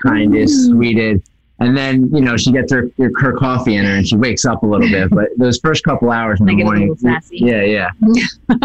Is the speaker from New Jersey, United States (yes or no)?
yes; New Jersey, United States; moved away as an adult; also born or lived in New York City; now in New York, United States; I grew up in South Jersey, right outside of Philadelphia